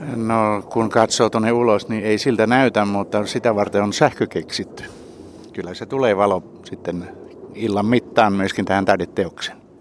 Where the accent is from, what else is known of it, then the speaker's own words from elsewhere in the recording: Savonia, Finland; me molemmat olemme Savosta